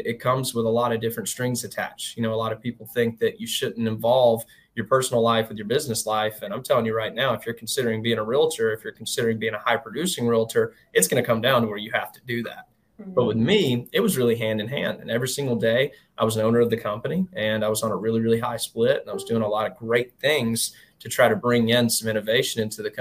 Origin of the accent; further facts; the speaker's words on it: Albertville, Alabama, United States; I was born in a northern town in Albertville, Alabama.